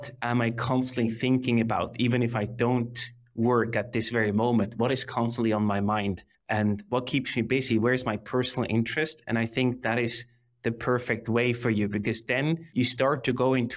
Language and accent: English; Emmental Valley, Bern, Switzerland; I grew up in the Emmental Valley in the heart of Switzerland, very rural country.